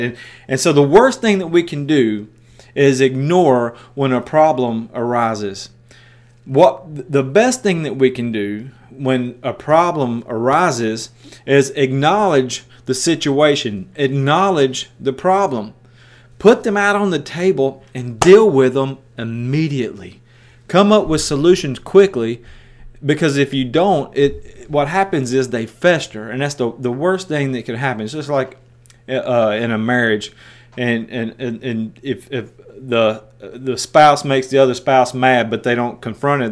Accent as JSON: {"language": "English", "region": "West Tennessee", "country": "United States", "also_born_or_lived": "Osceola, Iowa", "accent": "country", "moved": "as an adult", "said": "I'm from West Tennessee"}